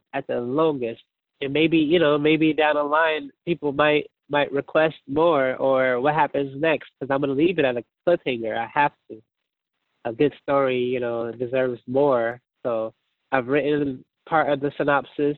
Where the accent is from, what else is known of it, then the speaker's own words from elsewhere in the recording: Portland, Oregon, United States; I'm from Portland, Oregon, born and raised